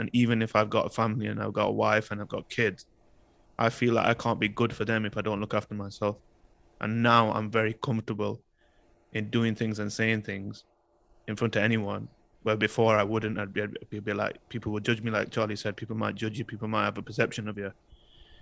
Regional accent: United Kingdom; my identity as a British Pakistani and how I felt in society in the UK growing up with the racism and the cultural differences

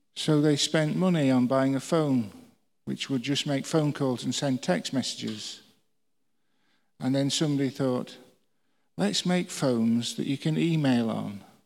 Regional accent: England, United Kingdom; We're English.

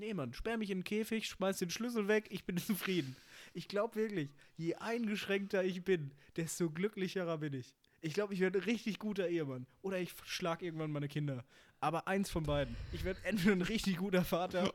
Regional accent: Bochum, North Rhine-Westphalia, Germany; ich komme ja aus Bochum

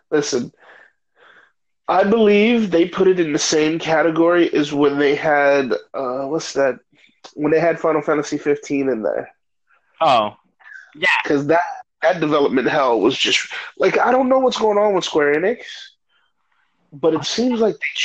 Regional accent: Mexico; I'm actually from Mexico.

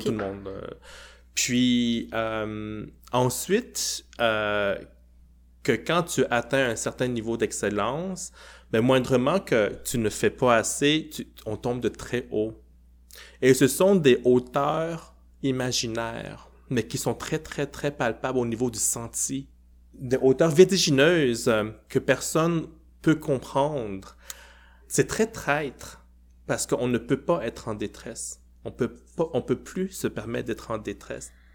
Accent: Quebec, Canada; mon identité québécoise

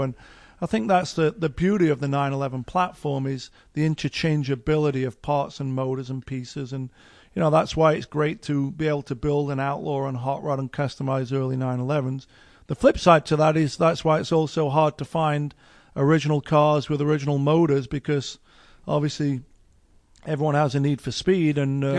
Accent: England, United Kingdom; when I saw that first Porsche in 1977 as a 10-year-old, you know, growing up in England

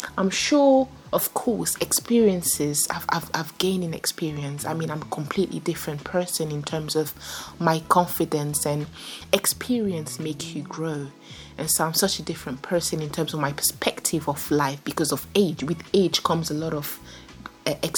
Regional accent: France; growing up in France, like in one of the, it wasn't the poor neighborhood

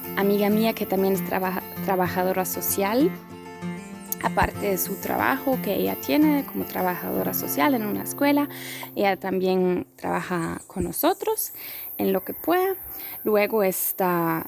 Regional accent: Germany; also born or lived in Poland; yo soy de Europa, soy de Alemania, mi familia es de Polonia.

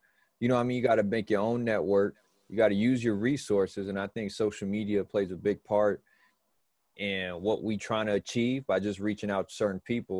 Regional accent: East Chicago, Indiana, United States; I knew Nehemiah growing up in East Chicago

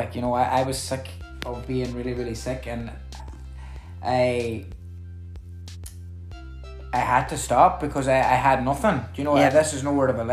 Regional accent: Buncrana, County Donegal, Ireland; I'm from Bunkrana.

